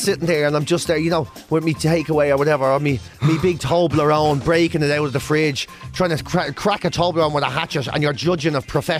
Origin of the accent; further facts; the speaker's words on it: Cork, County Cork, Ireland; born there; But I'm Irish.